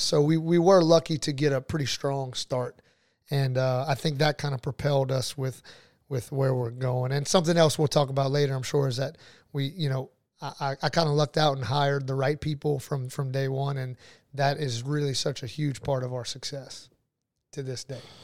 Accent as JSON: {"language": "English", "town": "New Iberia", "region": "Louisiana", "country": "United States", "tie": "born or raised there", "also_born_or_lived": "Lafayette, Louisiana / Baton Rouge, Louisiana / Jacksonville, Florida", "said": "I'm from New Iberia, born and raised"}